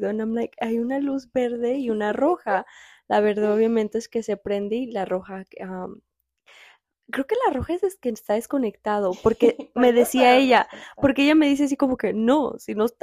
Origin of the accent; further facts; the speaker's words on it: Guadalajara, Jalisco, Mexico; moved away; Nosotros somos tapatías, tapatías, de Guadalajara, Jalisco nacidas.